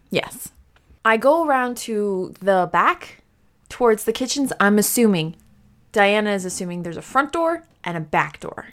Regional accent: United States; I'm American

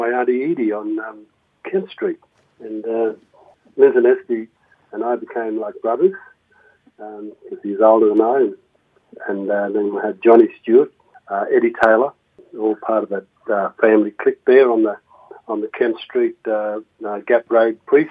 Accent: Alice Springs, Northern Territory, Australia; I was born in Alice Springs in 1952 on the 6th of September

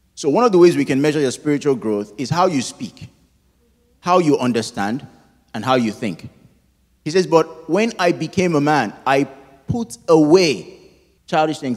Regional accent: Nigeria; moved away; my home country of Nigeria

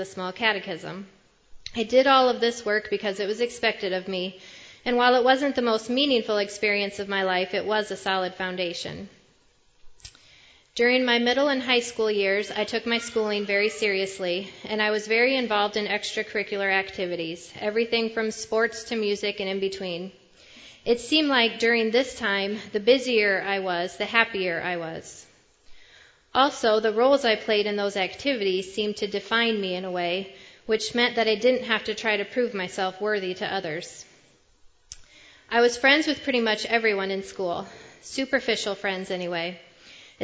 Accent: Parkersburg, United States; grew up in the small town of Parkersburg

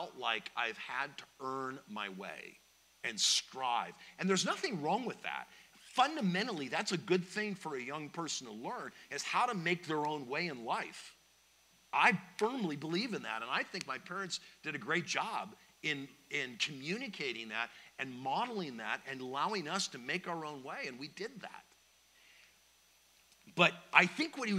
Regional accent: Palos Verdes, California, United States; I'm from Palos Verdes

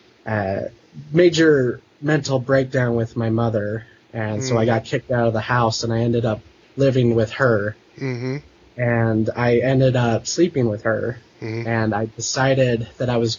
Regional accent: Salt Lake City, Utah, United States; I grew up in Salt Lake City

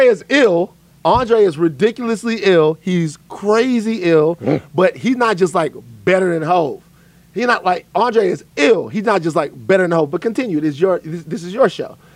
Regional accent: South Louisiana, United States; I'm from South Louisiana.

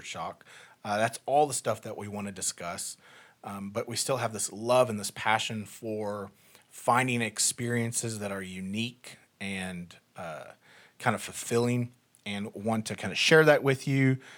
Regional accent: South Africa; also born or lived in East Texas, United States; now in United States; I was born and raised in South Africa, moved to the States in two thousand five

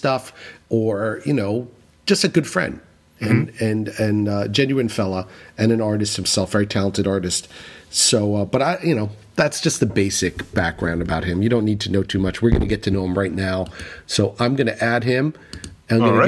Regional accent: New City, New York, United States; I grew up in New City, and New City is just a little bit inland

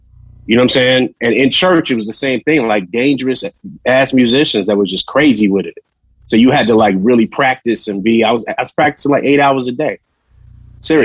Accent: New York City, New York, United States; we're from Queens

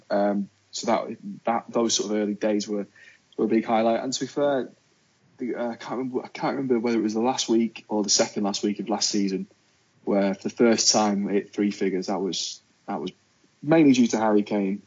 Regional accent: Wigan, North West England, United Kingdom; now in London, United Kingdom; I am from the glorious town of Wigan in Lancashire.

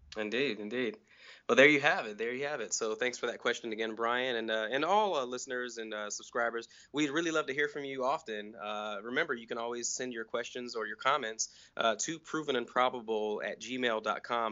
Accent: Nuremberg, Bavaria, Germany; now in United States; I was born in Nuremberg, Germany

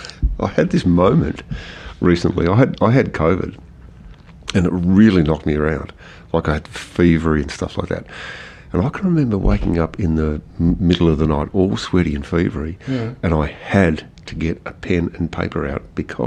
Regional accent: Australia; also born or lived in Scotland; But I was born in Scotland, so this we immigrated out to Australia in 1966 or something like that.

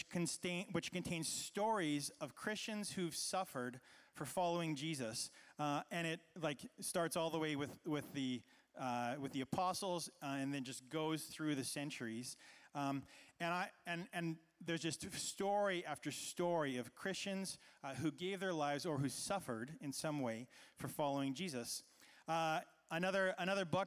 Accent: Canada; I was growing up in Canada, which, as we know, is a pretty peaceful place

